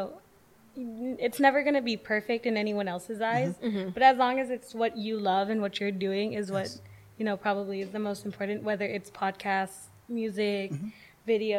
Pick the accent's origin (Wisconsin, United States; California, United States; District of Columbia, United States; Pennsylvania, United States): California, United States; Los Angeles; born or raised there